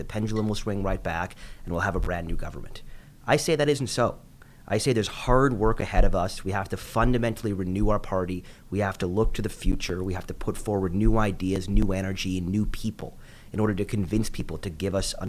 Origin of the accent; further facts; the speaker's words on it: Vancouver, British Columbia, Canada; I've got a family growing up in Vancouver. I was born and raised here.